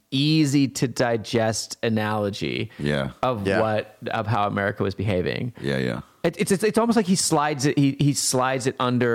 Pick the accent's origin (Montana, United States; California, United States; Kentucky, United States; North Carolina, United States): Montana, United States; I grew up in Montana, like really close to the reservations